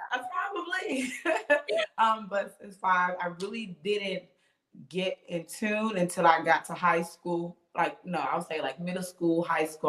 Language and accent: English; Bridgeport, Connecticut, United States; moved away as an adult; now in Charlotte, United States; I'm actually from Bridgeport, Connecticut, born and raised, and I'm now here in Charlotte